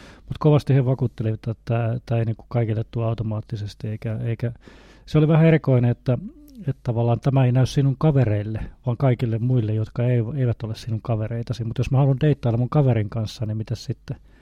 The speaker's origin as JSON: {"language": "Finnish", "region": "Northern Satakunta", "country": "Finland", "tie": "born or raised there", "moved": "yes", "said": "mistä päin mä oon kotoisin, niin kuin tuolta Pohjois-Satakunnasta"}